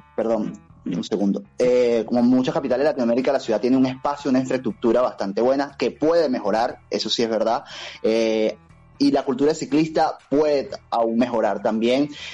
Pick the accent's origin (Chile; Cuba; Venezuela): Venezuela; moved away as an adult; now in Buenos Aires, Argentina; Yo soy de Venezuela